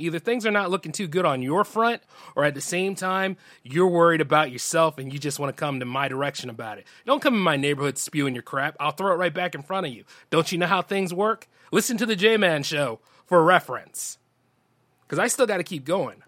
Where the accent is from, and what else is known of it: Delaware, United States; born or raised there